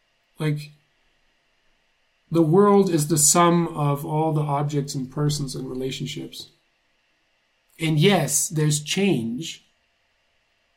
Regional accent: Germany; moved away; I grew up in Germany in the 80s

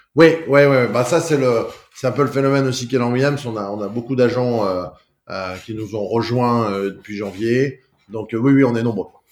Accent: Lyon, Auvergne-Rhône-Alpes, France; je suis né à mais j'ai passé toute ma toute ma vie à Lyon. Mes parents euh, sont, venus s'installer à Lyon très rapidement. J'ai grandi sur l'Ouest lyonnais

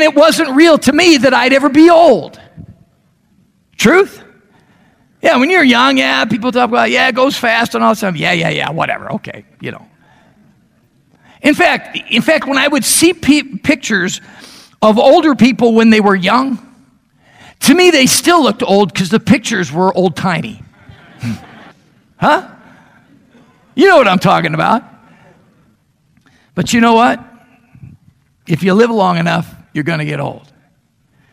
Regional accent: Chicago, Illinois, United States; now in Meridian, United States; I grew up in the Chicago area

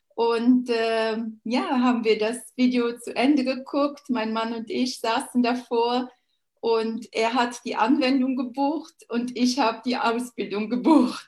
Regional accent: Luxembourg; Ich bin Luxemburgerin

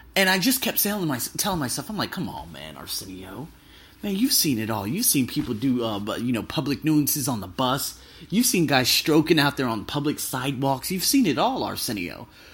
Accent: Las Vegas, Nevada, United States; moved away; I'm from America. I'm from Las Vegas

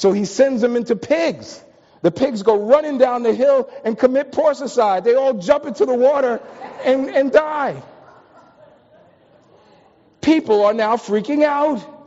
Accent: New York, United States; moved away as an adult; also born or lived in Washington, D.C.; I'm from New York. I've ridden on subways most of my life

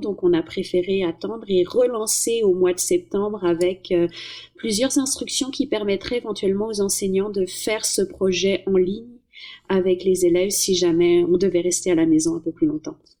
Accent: France; moved away; comme une bonne française

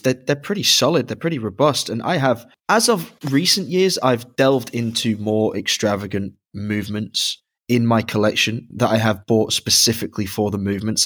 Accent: Dublin, Leinster, Ireland; I was born in Dublin, but have also visited and worked in Dublin, Ohio.

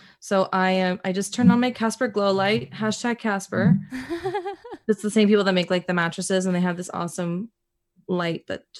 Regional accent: Dominican Republic; now in United States; I immigrated from Dominican Republic, and mm-hmm, really just in the States, it's me, my parents, my sister.

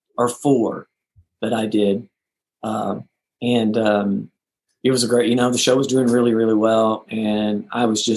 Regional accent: Texas, United States; moved away; I'm from Texas

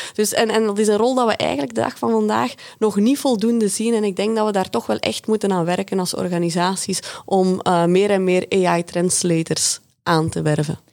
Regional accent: Belgium; uit België, uit het verre België

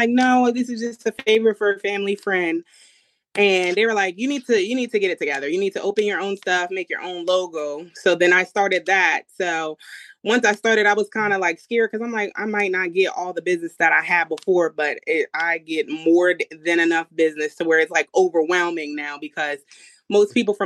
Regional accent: New Jersey, United States; I live in a Giants household because we're from New Jersey originally

